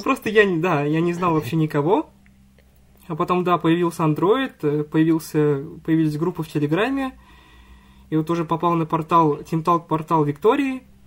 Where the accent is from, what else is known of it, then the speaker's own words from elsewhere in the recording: Mamadysh, Tatarstan, Russia; Я из Республики Татарстан